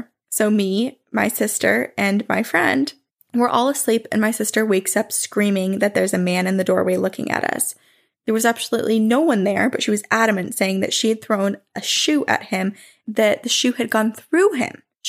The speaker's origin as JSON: {"language": "English", "region": "New Jersey", "country": "United States", "tie": "born or raised there", "said": "So I grew up in South Jersey in a house built in the 1800s."}